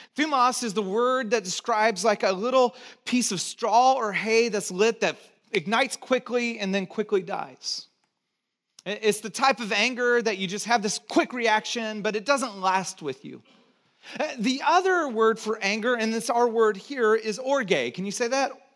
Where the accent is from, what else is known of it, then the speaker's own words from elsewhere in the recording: Santa Cruz, California, United States; also born or lived in Texas / Georgia; I was born in Texas, grew up in Santa Cruz, and did a few years in Georgia